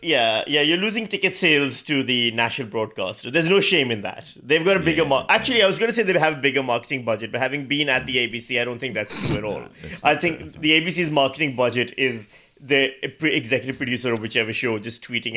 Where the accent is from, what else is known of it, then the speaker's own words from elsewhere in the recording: Australia; As an Australian, what he did was a stupid thing because we hate families.